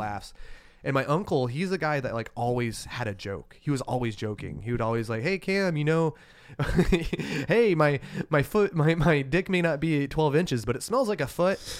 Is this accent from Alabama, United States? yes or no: yes; Alabama, United States; moved away as an adult; now in Portland, United States; growing up in Alabama, it's culturally repressive